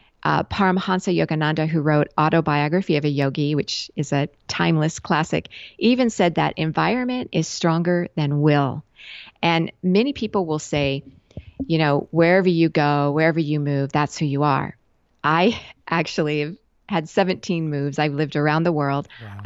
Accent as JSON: {"language": "English", "region": "West Coast", "country": "United States", "also_born_or_lived": "Japan", "said": "I lived for a lot of years in Asia, and I'm originally from the West Coast of the US."}